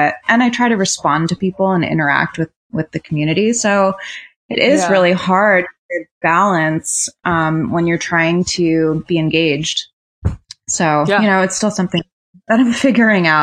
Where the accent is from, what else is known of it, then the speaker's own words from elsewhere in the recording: Rhode Island, United States; I grew up in Rhode Island